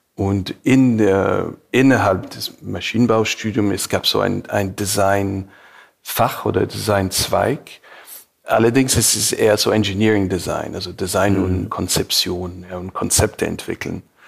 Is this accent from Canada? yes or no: yes; Montreal, Quebec, Canada; German is a second language; moved away as an adult; also born or lived in Beirut, Lebanon / Munich, Germany / California, United States; Montreal ist definitiv so mein Heimatstadt